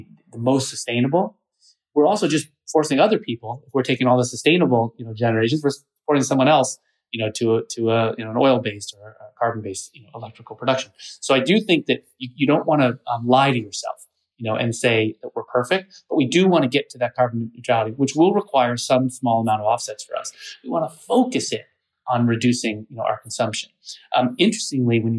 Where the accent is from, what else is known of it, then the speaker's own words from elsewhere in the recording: Pacific Northwest, United States; I grew up in the Pacific Northwest.